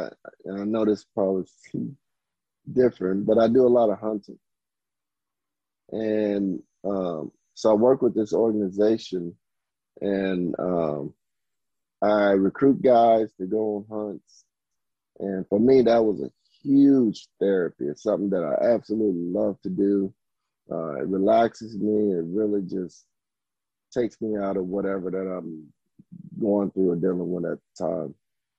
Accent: the South, United States; just growing up in the South

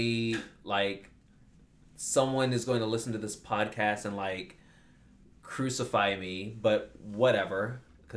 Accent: United States; I'm American

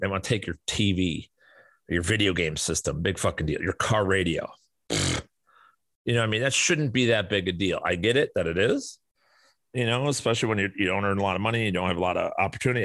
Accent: Chicago, Illinois, United States; moved away as an adult; now in Arizona, United States; where I grew up in Chicago

